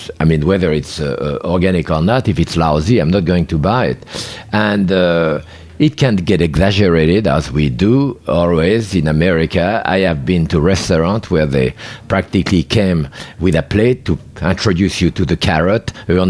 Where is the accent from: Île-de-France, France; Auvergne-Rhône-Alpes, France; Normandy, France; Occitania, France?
Auvergne-Rhône-Alpes, France; Bourg-en-Bresse; because I came from Bourg-en-Bresse, the chicken of Brest in France.